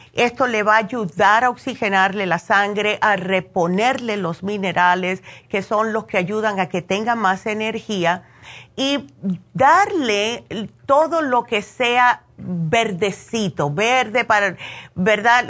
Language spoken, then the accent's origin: Spanish; New Jersey, United States; moved away; Yo que me crié en New Jersey